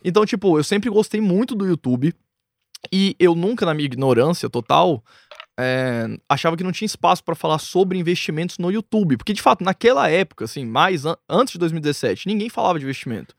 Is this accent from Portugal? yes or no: no; Brasília, Federal District, Brazil; eu nasci em Brasília, moro lá desde que eu nasci.